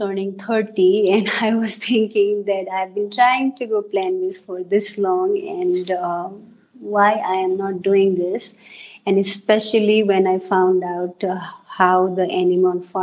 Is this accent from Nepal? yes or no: yes; Nepal; moved away as an adult; now in United States; The ethnicity I am from Nepal, we eat a lot of meat